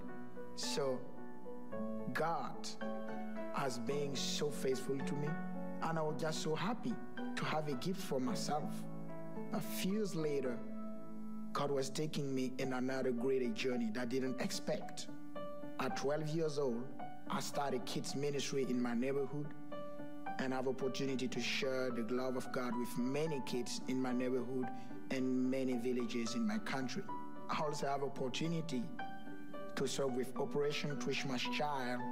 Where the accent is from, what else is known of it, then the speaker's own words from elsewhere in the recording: Burkina Faso; I come from Burkina Faso, West Africa. I was born in one of the poor countries around the world